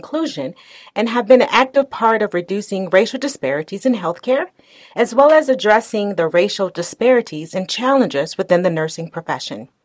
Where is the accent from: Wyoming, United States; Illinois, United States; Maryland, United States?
Illinois, United States; Chicago; moved away as an adult; now in Bay Area, United States; I'm originally from Chicago, but moved to the Bay Area 10 years ago